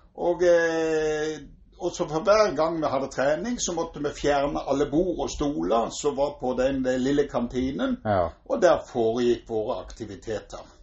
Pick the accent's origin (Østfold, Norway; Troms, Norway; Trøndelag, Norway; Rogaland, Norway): Rogaland, Norway; Egersund; now in Bergen, Norway; jeg kommer fra Egersund opprinnelig